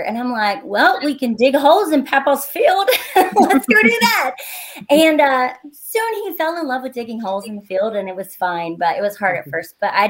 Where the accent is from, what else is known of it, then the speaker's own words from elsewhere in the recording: Kentucky, United States; I grew up in Greenup County, Kentucky, which is like 45 minutes from Huntington. And I grew up on a working farm out in the middle of nowhere.